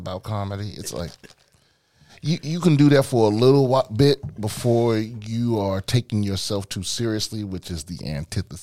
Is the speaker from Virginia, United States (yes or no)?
no; PG County, Maryland, United States; also born or lived in Washington, District of Columbia, United States; Born in DC, raised in Maryland.